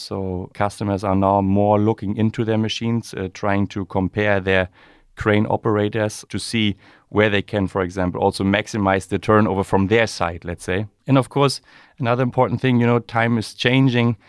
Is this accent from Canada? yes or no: no; Rostock, Mecklenburg-Vorpommern, Germany; growing up in Rostock, uh, there's always a connection to the maritime environment or industry.